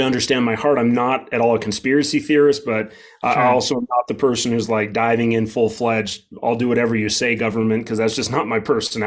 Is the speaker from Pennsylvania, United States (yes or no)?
no; Wheatland, Wyoming, United States; I'm from Wheatland, Wyoming, a town of around 3,500 and a county of 8,500